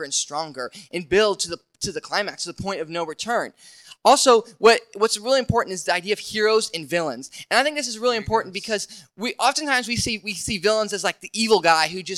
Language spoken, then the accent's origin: English; Indiana, United States; I grew up in Indiana